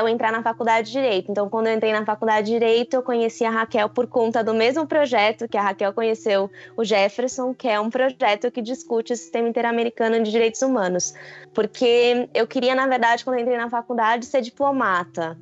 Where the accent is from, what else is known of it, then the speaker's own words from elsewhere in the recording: interior of Paraná, Brazil; moved away; eu venho de uma cidade de, do interior do Paraná, então uma cidade bem conservadora